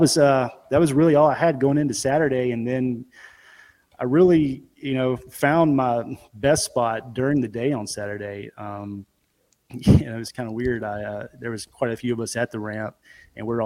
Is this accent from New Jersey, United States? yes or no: no; Memphis, Tennessee, United States; also born or lived in Bartlett, Tennessee; I'm from the Memphis area, kind of outskirts. You got some little smaller communities. I'm in Bartlett